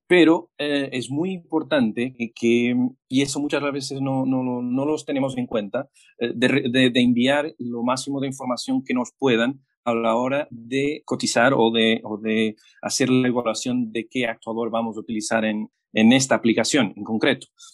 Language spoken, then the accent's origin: Spanish; Portugal; Spanish is a second language; moved away as an adult; now in Chile; yo soy portugués